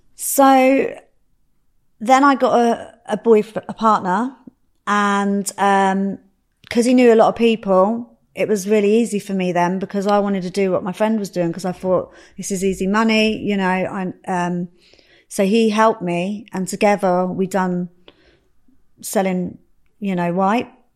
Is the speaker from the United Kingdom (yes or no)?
yes; Slough, South East England, United Kingdom; also born or lived in Reading; I grew up in Slough, um, same as Dwayne. I grew up in Slough.